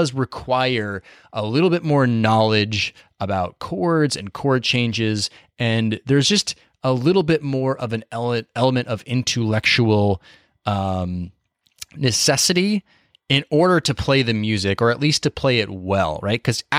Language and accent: English; Boise, Idaho, United States; I grew up in Boise, Idaho, which for those of you know, it's a small city.